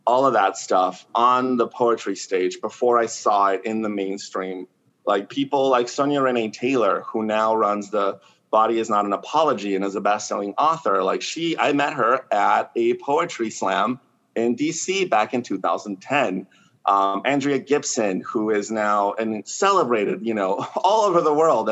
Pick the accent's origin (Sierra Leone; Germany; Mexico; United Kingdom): Mexico; first language Spanish; English is a second language; now in San Francisco, United States; I was born in Mexico and I'm an immigrant